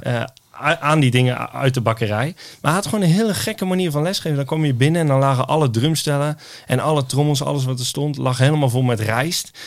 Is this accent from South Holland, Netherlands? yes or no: no; Oosterhout, North Brabant, Netherlands; ik kom uit Oosthout in, in Noord-Brabant.